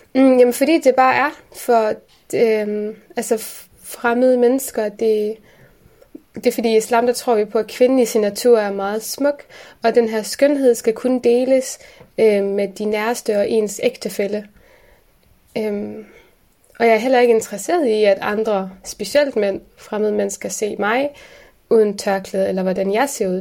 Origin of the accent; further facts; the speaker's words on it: Aarhus, Central Denmark Region, Denmark; also born or lived in Aalborg; vi er jo opvokset i Gellerupparken.